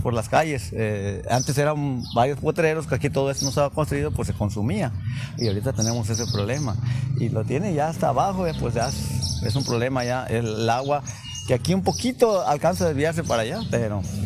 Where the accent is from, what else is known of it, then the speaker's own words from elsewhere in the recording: Villa de Álvarez, Colima, Mexico; aquí nací en Villa Álvarez.